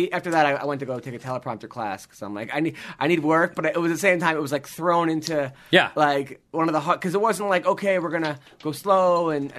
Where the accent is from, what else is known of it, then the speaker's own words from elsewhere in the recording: New York, United States; from New York.